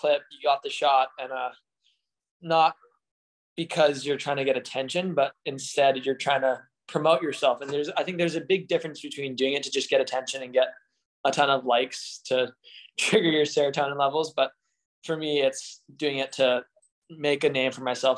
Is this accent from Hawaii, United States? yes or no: yes; Honolulu, Hawaii, United States; I'm from Oahu, in Hawaii. On the South Shore, Oahu is where I live.